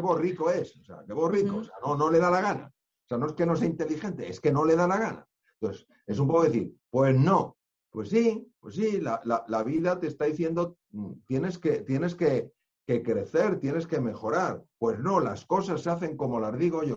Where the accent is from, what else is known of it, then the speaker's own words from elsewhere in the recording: Spain; yo soy español